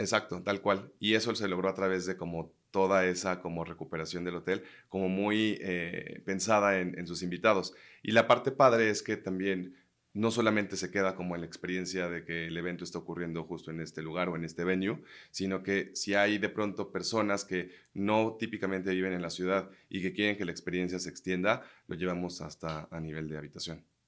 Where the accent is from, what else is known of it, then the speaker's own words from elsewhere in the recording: Mexico; somos muchos mexicanos mezclados entre franceses